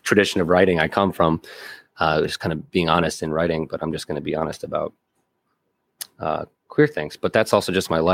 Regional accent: Connecticut, United States; I'm from Connecticut, middle class.

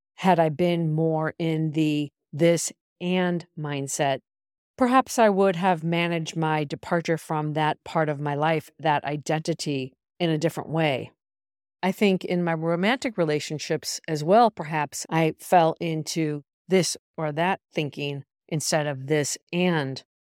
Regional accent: United States; moved away as an adult; also born or lived in Europe; I left the United States when I was twenty-one

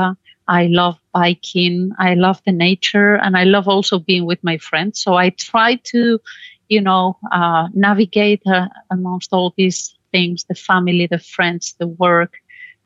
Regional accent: Spain; moved away as an adult; now in Belgium; I'm originally from Spain.

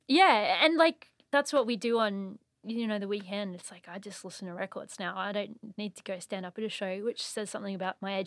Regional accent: Surfers Paradise, Queensland, Australia; moved away as an adult; also born or lived in Brisbane; now in Montreal, Canada; I'm actually from Surface Paradise

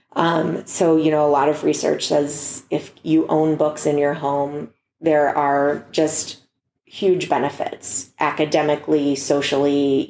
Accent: Youngstown, Ohio, United States; now in Cleveland, United States; I'm from Youngstown

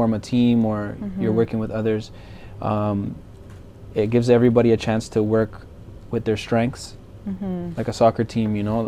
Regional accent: Mississauga, Ontario, Canada; born or raised there; also born or lived in Brampton, Canada / Colombia

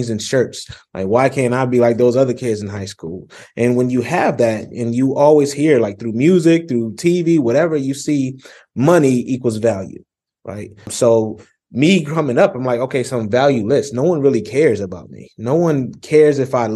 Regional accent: Rochester, New York, United States; growing up in Rochester, New York, I actually grew up in a polygamous household

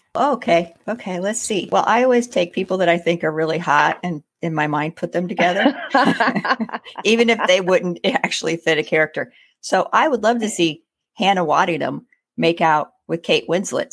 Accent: United States; being an American

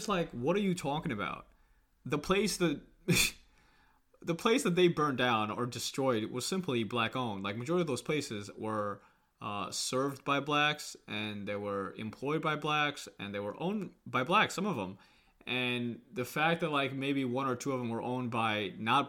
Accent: Kenya; now in United States; I was born in Kenya and I came here, you know, so I am technically African American because I'm an American citizen now

